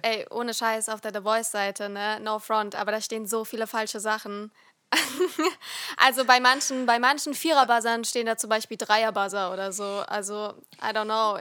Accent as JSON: {"language": "German", "region": "Rhineland-Palatinate", "country": "Germany", "said": "ich komme nicht aus Nordrhein-Westfalen. Ähm, sondern aus Rheinland-Pfalz"}